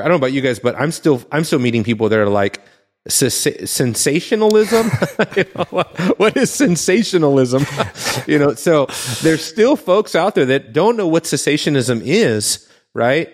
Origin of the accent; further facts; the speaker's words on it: Southern California, United States; growing up in Southern California